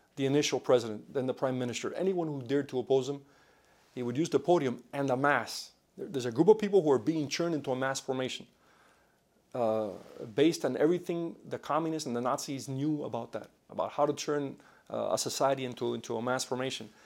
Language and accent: English; Miami, Florida, United States; also born or lived in Cuba; I was raised mostly in Miami